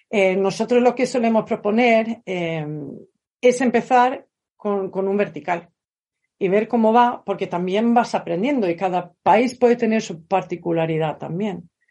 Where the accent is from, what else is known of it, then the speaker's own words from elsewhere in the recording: Sweden; moved away as an adult; now in Spain; vivo en España, soy sueca de origen y vivo en España desde hace casi 30 años